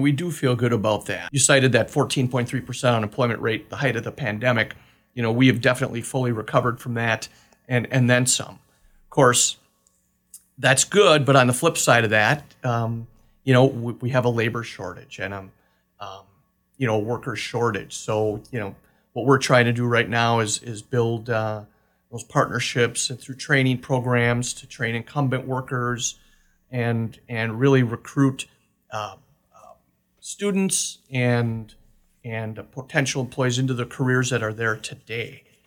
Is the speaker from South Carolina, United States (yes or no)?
no; Manitowoc, Wisconsin, United States; moved away as an adult; now in Oshkosh, United States; I'm originally from Manitowoc